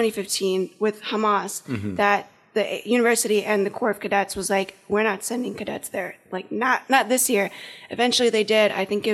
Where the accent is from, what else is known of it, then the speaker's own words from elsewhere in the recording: United States; even though I was born in America.